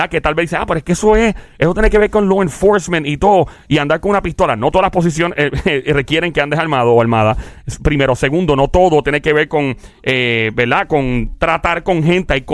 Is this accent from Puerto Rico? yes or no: yes; Puerto Rico; now in Texas, United States; yo soy de Puerto Rico, estoy aquí en Texas